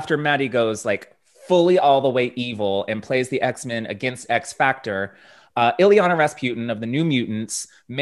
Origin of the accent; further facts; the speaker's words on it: Dallas, Texas, United States; here in my hometown of Dallas, Texas